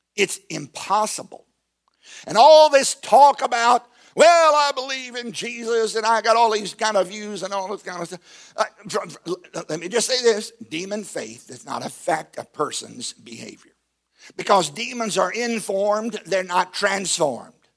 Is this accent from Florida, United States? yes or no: no; Southside, Virginia, United States; I grew up in Southside, Virginia, on a tobacco farm